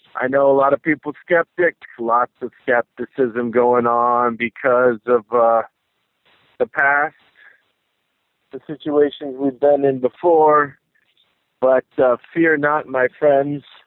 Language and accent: English; the Northwest, Pacific Northwest, United States; also born or lived in San Francisco Bay Area, California; I'm from the Northwest, originally born in the Bay